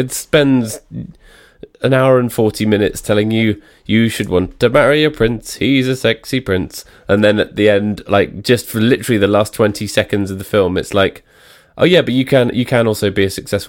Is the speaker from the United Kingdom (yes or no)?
yes; United Kingdom; And we're British, so we know.